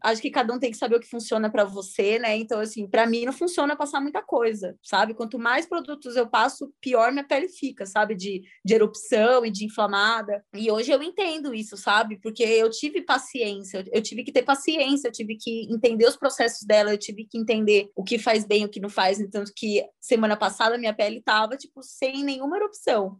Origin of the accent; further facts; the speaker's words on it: Itu, São Paulo, Brazil; moved away as an adult; now in São Paulo, Brazil; eu sou de uma cidade do interior, eu sou de Itu